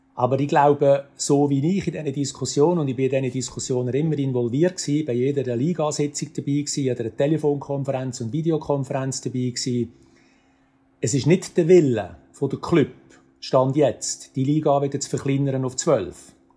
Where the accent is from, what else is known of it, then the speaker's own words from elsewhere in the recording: Aarau, Aargau, Switzerland; ich bin in Zarau aufgewachsen und zwar äh, vom Brücklifeld und neben der Kunsteisbahn Aarau